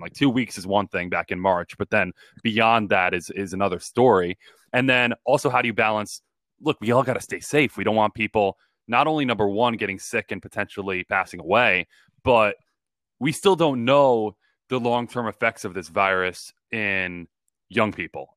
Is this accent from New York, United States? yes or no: yes; Long Island, New York, United States; I grew up on Long Island